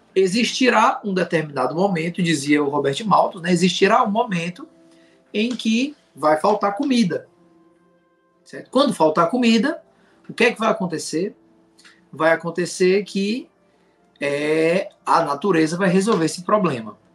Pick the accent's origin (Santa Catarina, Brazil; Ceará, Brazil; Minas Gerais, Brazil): Ceará, Brazil; Fortaleza; now in Juazeiro do Norte, Brazil; eu sou natural de Fortaleza, Ceará, e moro em Juazeiro do Norte, Ceará